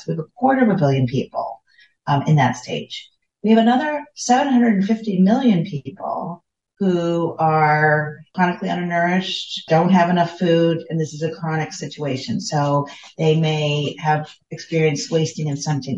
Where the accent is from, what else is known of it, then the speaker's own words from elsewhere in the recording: United States; moved away; my home country of the United States